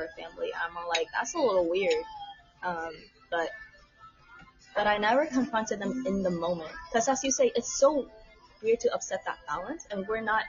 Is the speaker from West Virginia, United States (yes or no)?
no; Tacoma, Washington, United States; also born or lived in Vietnam; Tacoma. Yeah, like about 30 minutes down from Seattle.